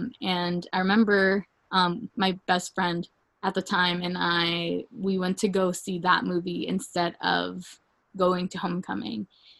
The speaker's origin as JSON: {"language": "English", "region": "the South", "country": "United States", "tie": "born or raised there", "said": "I grew up in the South, Liv."}